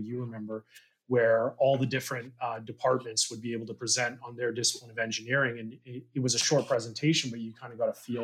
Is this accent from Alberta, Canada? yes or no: no; North Vancouver, British Columbia, Canada; also born or lived in Kamloops; I grew up in North Van.